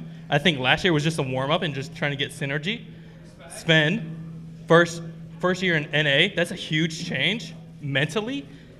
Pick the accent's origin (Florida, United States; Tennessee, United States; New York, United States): Florida, United States; Lady Lake; I'm from Lady Lake, Florida.